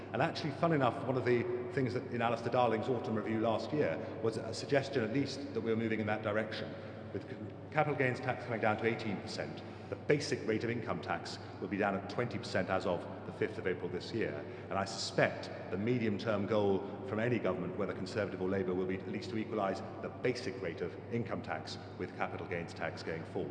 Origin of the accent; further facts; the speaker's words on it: England, United Kingdom; I'm an Englishman, that only tells part of my story. My mother is German